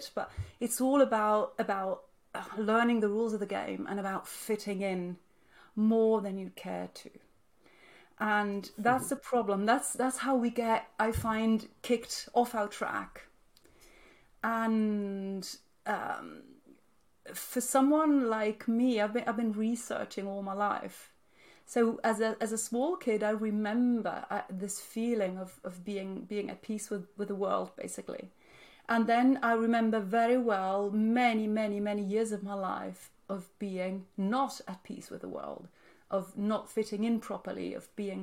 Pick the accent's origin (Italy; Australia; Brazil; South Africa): Italy; Naples, Campania; also born or lived in Switzerland; I grew up in Naples, in southern Italy